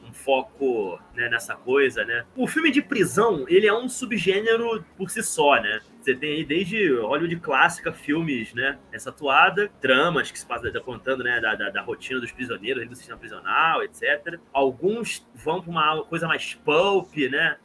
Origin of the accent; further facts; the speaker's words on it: Brazil; sendo brasileiro em 2021